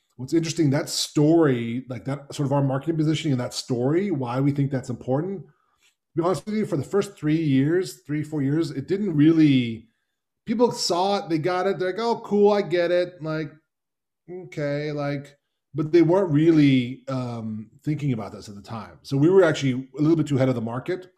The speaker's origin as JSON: {"language": "English", "country": "United States", "said": "my family's Hungarian. I, um, I'm, I'm American"}